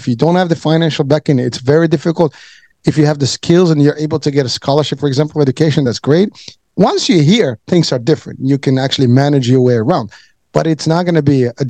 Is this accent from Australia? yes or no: no; Morocco; now in United States; I'm from Morocco